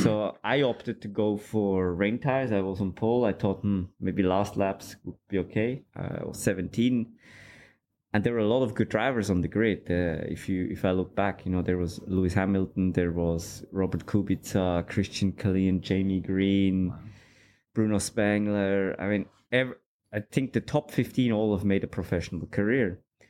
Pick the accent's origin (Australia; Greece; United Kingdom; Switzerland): Switzerland; I grew up in Switzerland, and my dad always liked cars. We went go-karting there, and I used to do a bit of karting.